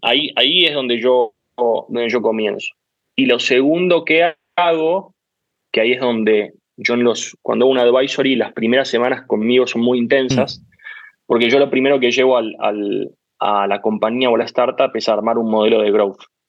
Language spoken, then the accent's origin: Spanish; Argentina; Yo soy muy argentino